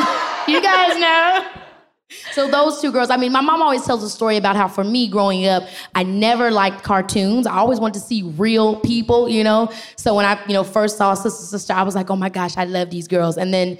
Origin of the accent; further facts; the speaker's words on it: Robbins, Illinois, United States; I grew up in Robbins, Illinois, which is like a really small town, south side of Chicago.